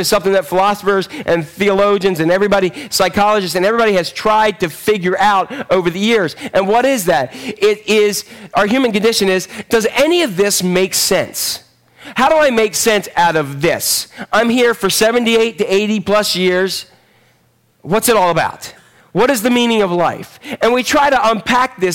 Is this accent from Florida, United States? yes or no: no; Northeast Maryland, United States; Born and raised in Northeast Maryland.